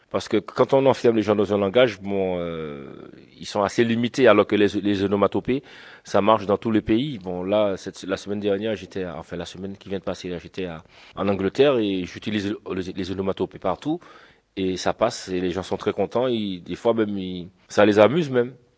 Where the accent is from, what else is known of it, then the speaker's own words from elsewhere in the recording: Le François, Martinique; je viens de la Martinique, je suis franciscain, balarien. Alors franciscain parce que je suis du François